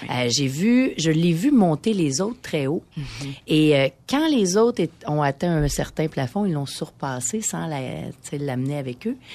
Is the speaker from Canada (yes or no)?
yes; Quebec, Canada; accent: Québécois; mon accent québécois